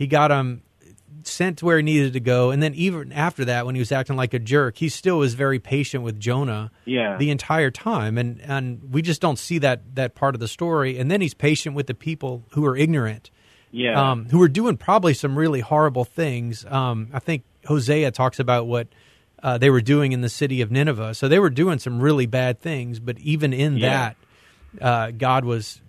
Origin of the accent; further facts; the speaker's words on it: the South, United States; I grew up in the South